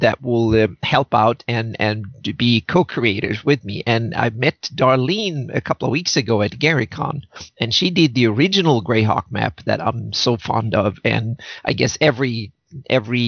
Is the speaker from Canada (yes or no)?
no; Sweden; moved away as an adult; now in California, United States; I grew up in Sweden and moved to California 7 years ago.